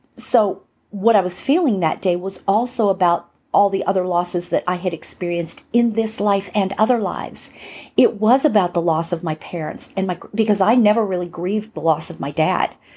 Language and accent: English; right next to Hollywood, California, United States; I'm from California. Um, what can I say? From, from right next to Hollywood.